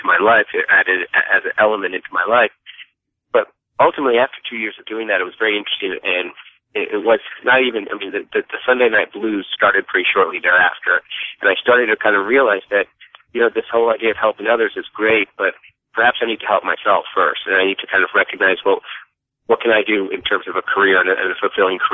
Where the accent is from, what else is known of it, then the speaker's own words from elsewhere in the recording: Dallas, Texas, United States; moved away as an adult; also born or lived in North Carolina / New York City; I was born and raised in Dallas, Texas